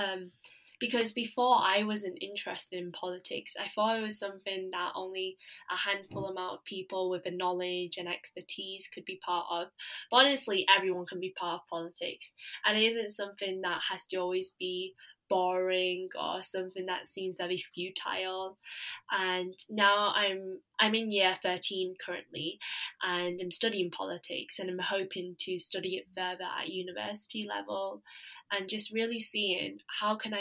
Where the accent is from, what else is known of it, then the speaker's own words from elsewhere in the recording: Leeds, Yorkshire and the Humber, United Kingdom; I am proud to be from Leeds. I'm from Leeds and Beeston